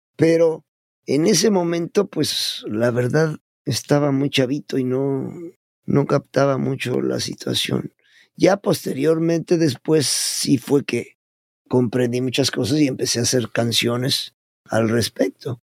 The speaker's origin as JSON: {"language": "Spanish", "region": "Puebla", "country": "Mexico", "tie": "born or raised there", "also_born_or_lived": "Mexico City", "moved": "yes"}